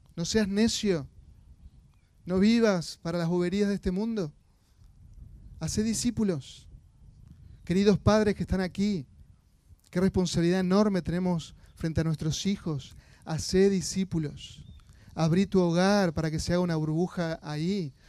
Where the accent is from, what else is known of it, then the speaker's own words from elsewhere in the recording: Argentina; como argentinos estamos acostumbrados